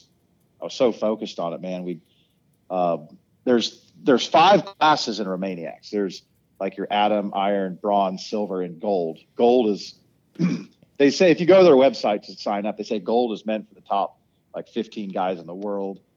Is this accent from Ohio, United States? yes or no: yes; Ohio, United States; I'm from a place called Ohio, and we don't have hills that go like straight up for 10 minutes